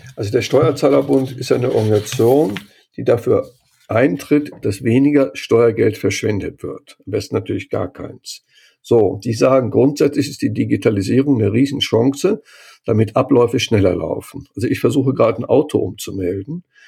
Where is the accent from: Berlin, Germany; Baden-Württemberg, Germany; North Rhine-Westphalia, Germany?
North Rhine-Westphalia, Germany; Cologne; born or raised there; moved away